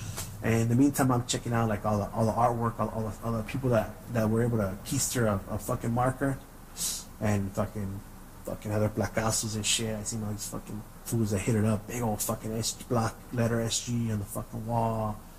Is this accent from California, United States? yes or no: yes; San Gabriel, California, United States; A little glimpse inside, you know, growing up in San Gabriel in the 80s and 90s.